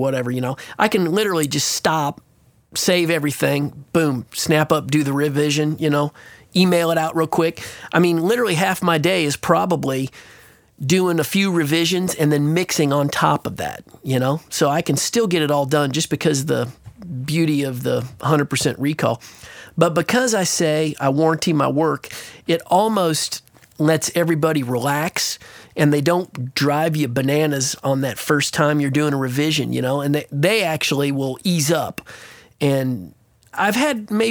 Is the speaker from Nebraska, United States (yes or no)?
yes; Nebraska, United States; moved away; I'm from Nebraska originally